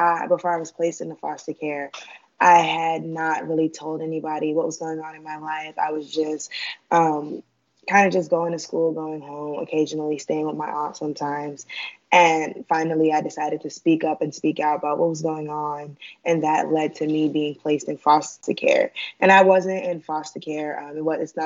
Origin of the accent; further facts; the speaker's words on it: New York, United States; moved away as an adult; now in Atlanta, United States; I was born and raised in New York, and I currently attend college, Stoneman College, in Atlanta, Georgia